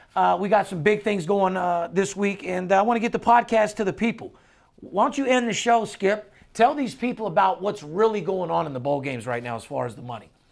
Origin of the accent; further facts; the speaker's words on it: Las Vegas, Nevada, United States; I'm the only guy that's born and raised in Las Vegas